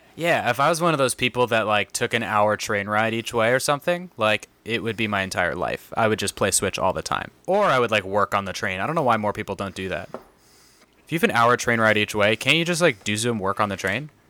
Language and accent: English; San Diego, California, United States; moved away; I grew up in San Diego